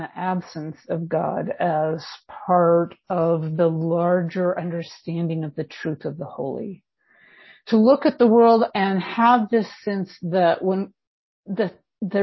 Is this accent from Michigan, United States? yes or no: no; California, United States; now in Bend, United States; I am California born and bred. I live in Bend, Oregon now.